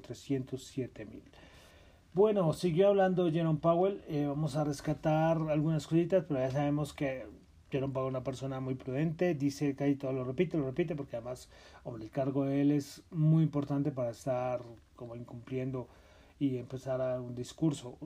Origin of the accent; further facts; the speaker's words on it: Colombia; Soy de Colombia